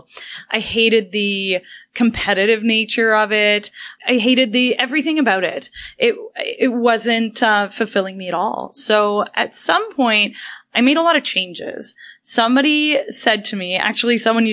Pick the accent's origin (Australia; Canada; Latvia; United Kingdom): Canada; Brampton, Ontario; we're both local, you know, we're both from Brampton, Ontario.